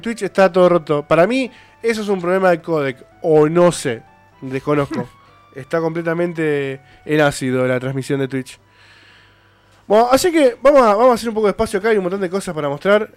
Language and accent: Spanish; Argentina; nosotros somos de Argentina